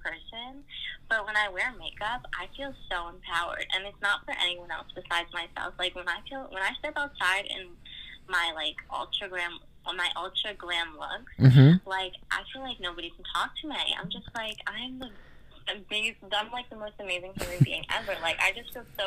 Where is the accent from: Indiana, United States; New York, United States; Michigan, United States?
New York, United States; Long Island; I'm from Long Island, New York.